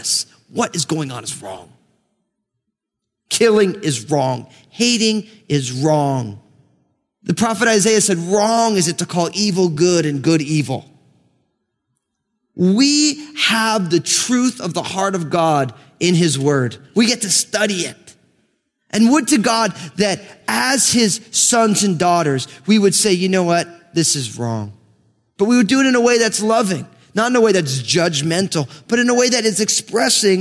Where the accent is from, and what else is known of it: New Jersey, United States; born or raised there